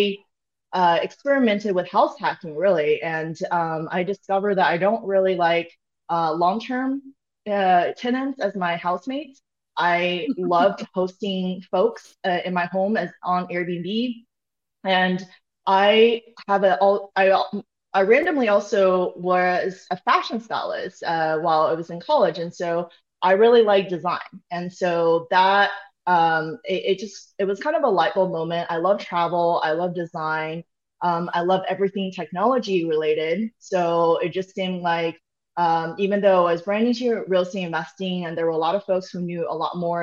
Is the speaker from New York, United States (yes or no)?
no; Austin, Texas, United States; moved away; I'm here right now in my hometown